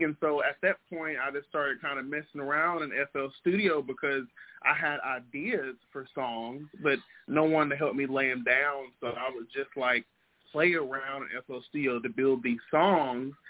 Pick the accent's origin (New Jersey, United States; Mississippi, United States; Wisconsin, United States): Mississippi, United States; from Mississippi. You know, I'm Antonio's cousin. You know, I'm born and raised there